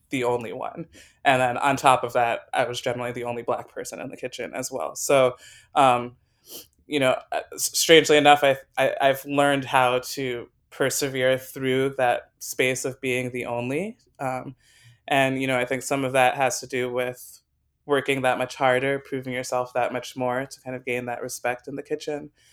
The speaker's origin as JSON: {"language": "English", "region": "Western Massachusetts", "country": "United States", "tie": "born or raised there", "also_born_or_lived": "New York City / Wisconsin", "moved": "as an adult", "said": "I grew up in Western Massachusetts"}